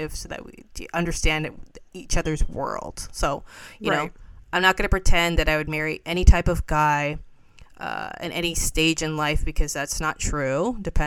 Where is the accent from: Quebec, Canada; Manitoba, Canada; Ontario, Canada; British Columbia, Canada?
Ontario, Canada; Toronto; born and bred in the West End